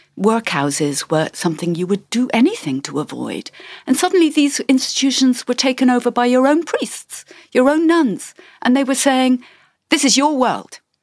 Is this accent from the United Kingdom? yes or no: yes; England, United Kingdom; We were all growing up in England